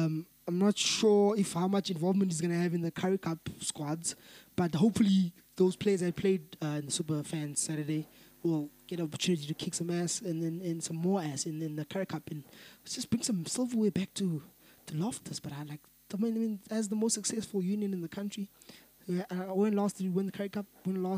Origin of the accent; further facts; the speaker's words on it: South Africa; as a South African rugby fan